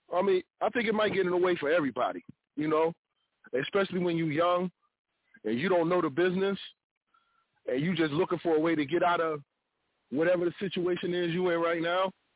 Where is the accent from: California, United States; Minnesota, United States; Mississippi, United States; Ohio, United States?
Ohio, United States; I'm from Ohio